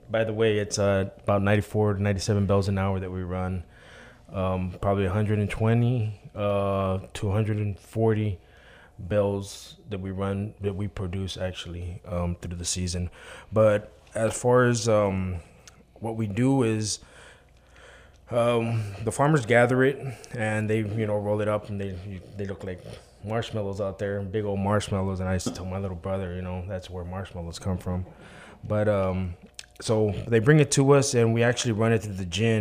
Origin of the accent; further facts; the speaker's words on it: Texas, United States; now in Macon, Mississippi, United States; I'm from Texas, and I work in Macon, Mississippi